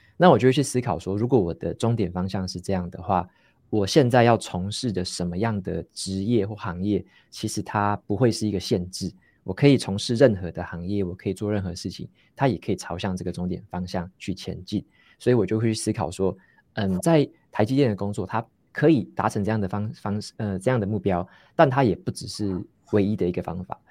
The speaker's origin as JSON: {"language": "Chinese", "town": "Taitung", "region": "Taitung County", "country": "Taiwan", "tie": "born or raised there", "also_born_or_lived": "Taoyuan / Taipei", "moved": "as an adult", "lives_now": "Hsinchu, Taiwan", "said": "我是，我是从台东，就是我小时候是在台东长大嗯，嗯哼，然后嗯。从台东，应该说读到高中都是在台东读"}